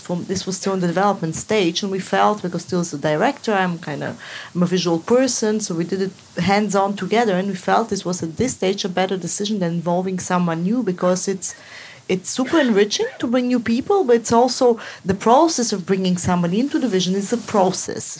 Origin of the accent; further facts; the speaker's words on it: Moscow, Russia; moved away; I grew up in Moscow in an apartment block